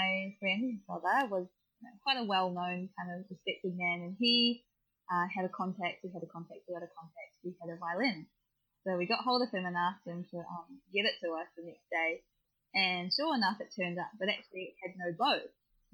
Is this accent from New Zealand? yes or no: yes; New Zealand; now in Melbourne, Australia; I'm a Kiwi